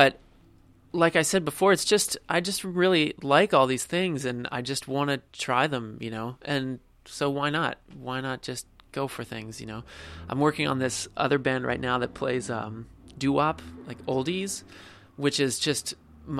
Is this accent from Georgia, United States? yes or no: no; New Jersey, United States; now in New York City, United States; I'm from South Jersey